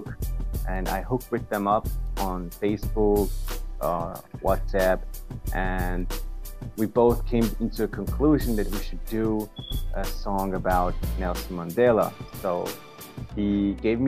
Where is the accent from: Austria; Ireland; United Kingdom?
Austria; Vienna; I'm from Austria, Vienna in Europe.